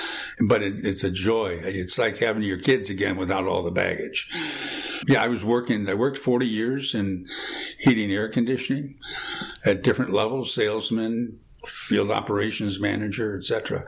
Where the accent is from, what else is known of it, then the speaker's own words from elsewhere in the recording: Crystal Lake, Illinois, United States; I grew up in Crystal Lake, Illinois, close by. I'm retired.